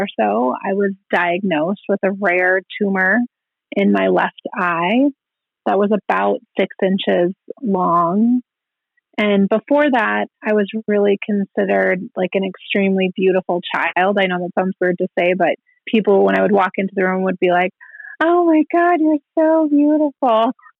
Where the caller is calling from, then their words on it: Rapid City, South Dakota, United States; I'm calling you from Rapid City, South Dakota.